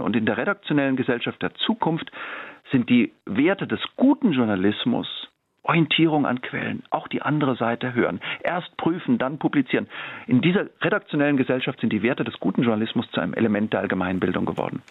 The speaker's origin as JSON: {"language": "German", "town": "Freiburg im Breisgau", "region": "Baden-Württemberg", "country": "Germany", "tie": "born or raised there", "moved": "yes", "lives_now": "Tübingen, Germany", "said": "Ich bin in Freiburg-Wiehre aufgewachsen, im Freiburg in Breisgau in einem äh, sehr, sehr grünen Viertel."}